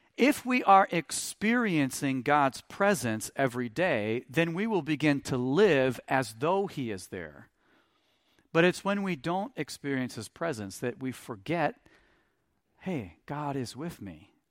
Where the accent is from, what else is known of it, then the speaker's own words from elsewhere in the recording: Stoughton, United States; we're from Stoughton